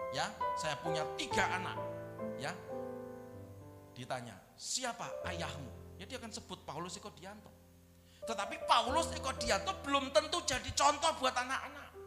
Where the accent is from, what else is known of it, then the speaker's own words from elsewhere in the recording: Wonogiri, Central Java, Indonesia; Leluhur-leluhur saya orang Jawa, kampung halaman saya di Wonogiri sana